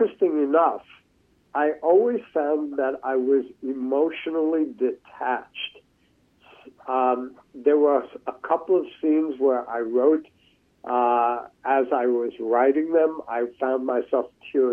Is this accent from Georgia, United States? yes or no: no; New York City, New York, United States; growing up in New York City, from the 1950s to the present